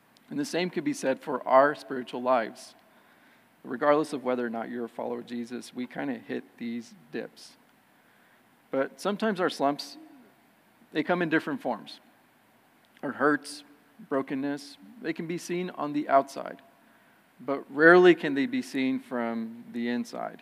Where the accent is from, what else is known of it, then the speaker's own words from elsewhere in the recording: California, United States; moved away as an adult; I was born and raised in California and came out here later on in life